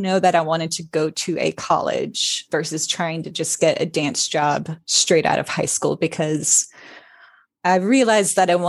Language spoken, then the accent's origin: English; Florida, United States; And then I grew up in Florida and moved around a lot.